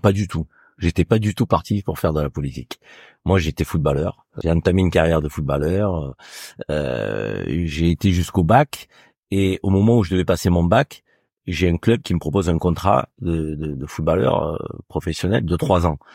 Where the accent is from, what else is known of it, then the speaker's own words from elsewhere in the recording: Avignon, Provence-Alpes-Côte d'Azur, France; accent: southern; moved away as an adult; also born or lived in Marseille; now in Paris, France; je suis issu du Sud. Donc, euh, moi, je suis né à Avignon.